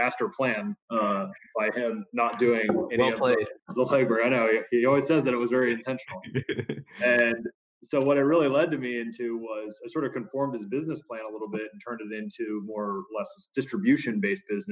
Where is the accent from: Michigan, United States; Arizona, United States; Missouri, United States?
Missouri, United States; Kansas City; moved away as an adult; also born or lived in Dallas, Texas; I was born and raised in Kansas City and moved to Dallas, went to school down there